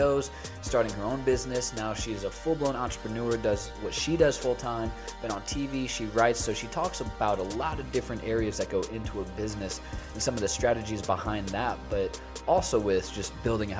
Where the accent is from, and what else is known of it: United States; also born or lived in Chicago; now in Indianapolis, United States